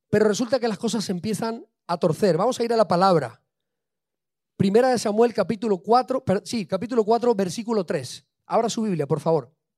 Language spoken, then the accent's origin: Spanish; Spain; yo soy español